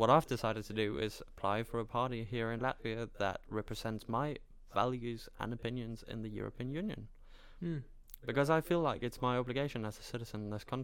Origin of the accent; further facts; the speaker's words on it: Denmark; cultural identity, I'm Danish, I'm from Denmark. That's it.